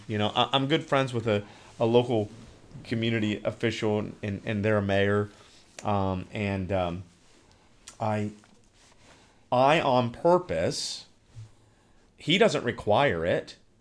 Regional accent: Newark, Ohio, United States; I am podcasting from the great state of Ohio and my hometown, the metropolis of Newark

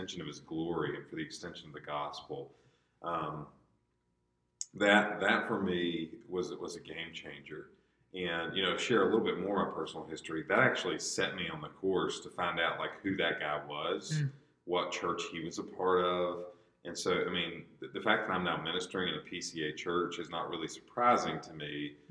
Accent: United States; as an American believer

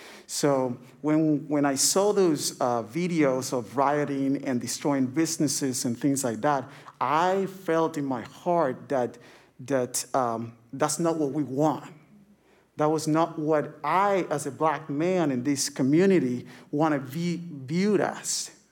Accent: Cuba; I am considered, or I identify myself as an Afro-Latino. I'm from Cuba.

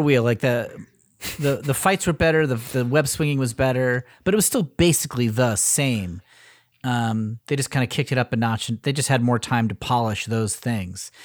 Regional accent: Connecticut, United States; also born or lived in Cleveland, Ohio; I'm from Connecticut.

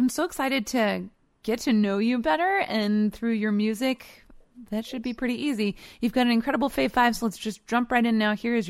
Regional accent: New Jersey, United States; moved away; also born or lived in New York; I grew up in New Jersey, but I lived in the Upper West Side for a little while

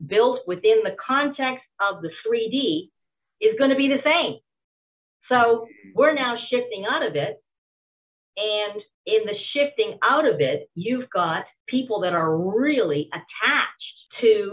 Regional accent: Canada; from a Canadian perspective

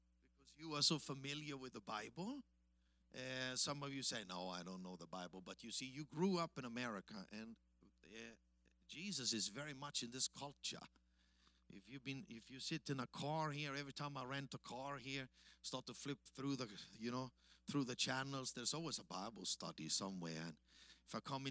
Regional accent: Austria; accent: Austrian-German; English is a second language; moved away as an adult; also born or lived in Africa; it's the Austrian-German accent you hear

